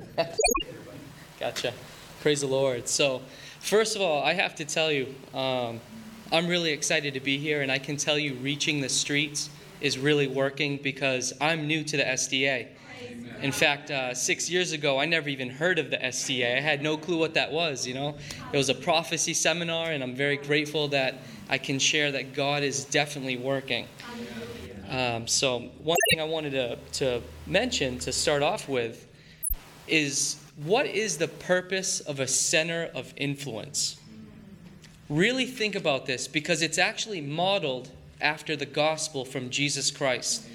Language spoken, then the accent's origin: English; Maine, United States; growing up in Maine